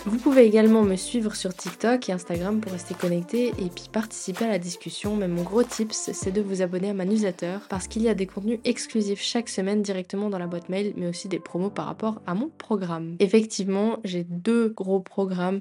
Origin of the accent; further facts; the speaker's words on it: Grand Est, France; moved away as an adult; also born or lived in Basel, Switzerland; now in Lausanne, Switzerland; J'ai quitté mon pays natal, la France